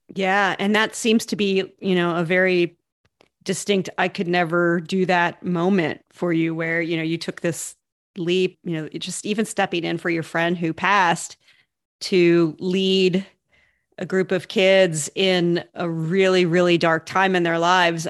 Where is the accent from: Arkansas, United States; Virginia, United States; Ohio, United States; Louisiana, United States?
Ohio, United States; I grew up in Ohio